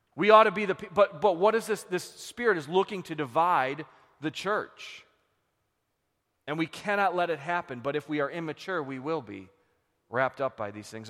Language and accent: English; Buffalo, New York, United States; we're from Buffalo